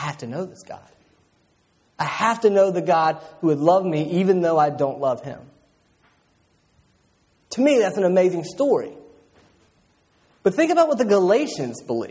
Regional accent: Roanoke, Virginia, United States; I grew up in Roanoke, and so we're right in the Appalachian Trail

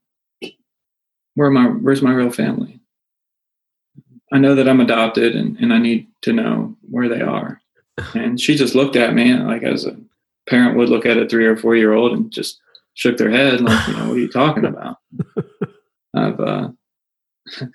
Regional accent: North Carolina, United States; also born or lived in Northeastern United States; we finally settled in North Carolina when I was, like I said, around 4 or 5 years old

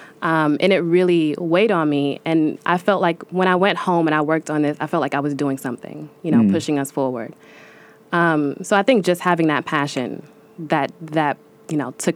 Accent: New York City, New York, United States; That neighborhood reminded me a lot of my hometown in Bed-Stuy.

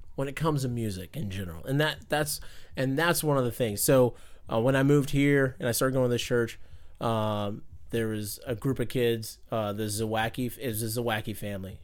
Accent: Fayetteville, North Carolina, United States; moved away; I'm from Fayetteville, North Carolina

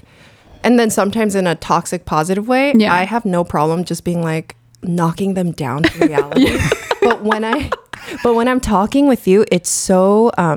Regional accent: South Korea; moved away; I was born in Korea

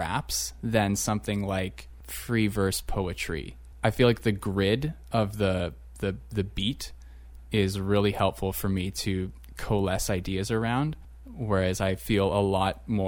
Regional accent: St. Catharines, Ontario, Canada; moved away; I come from St. Catharines, which maybe the demographics have changed since I left there a number of years ago, but I definitely grew up being the visible majority

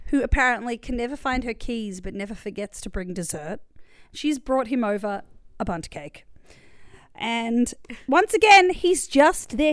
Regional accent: Australia; we were raised in Australia

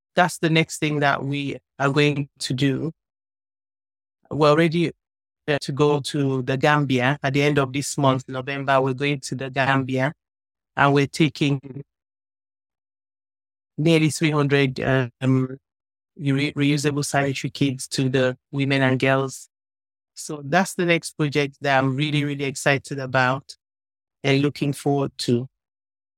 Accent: Nigeria; I'm from Nigeria

